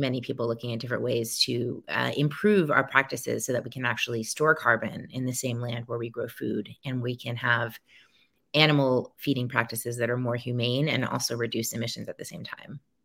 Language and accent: English; New Orleans, Louisiana, United States; my hometown of New Orleans